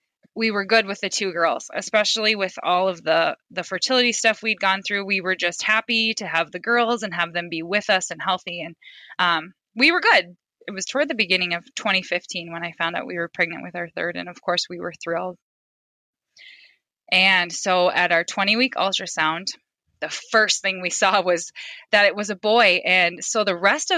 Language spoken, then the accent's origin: English; Fairfax, South Dakota, United States; moved away as an adult; now in Sioux Center, United States; I grew up in Fairfax, South Dakota. It's really, really tiny town.